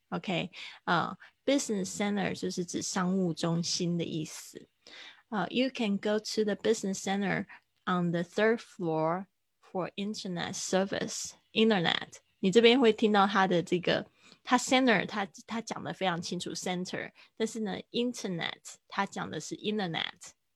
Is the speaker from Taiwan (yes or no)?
yes; Kaohsiung, Taiwan; moved away; 在我的老家高雄的一家文具店，呃，会办一个我，我的，应该算是就是我参与的一个展览吧